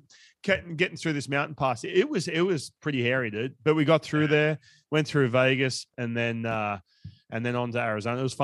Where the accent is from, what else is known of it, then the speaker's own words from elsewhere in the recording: Australia; now in United States; I grew up in Australia